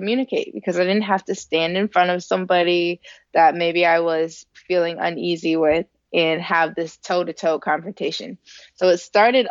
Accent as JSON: {"language": "English", "town": "Elyria", "region": "Ohio", "country": "United States", "tie": "born or raised there", "said": "I grew up in Ohio. I'm from Elyria, Ohio, which is a little city about 20 minutes west of Cleveland in good traffic"}